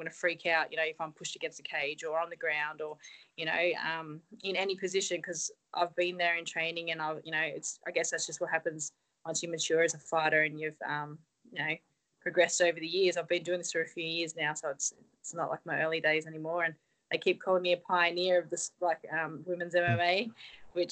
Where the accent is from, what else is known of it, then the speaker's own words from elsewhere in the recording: Australia; Everyone knows me now as the Aussie girl